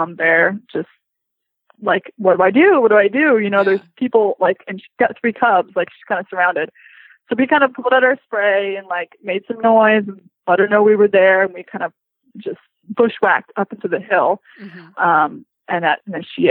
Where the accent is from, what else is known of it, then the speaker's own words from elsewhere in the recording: Florida, United States; moved away; also born or lived in Hawaii; I grew up in Florida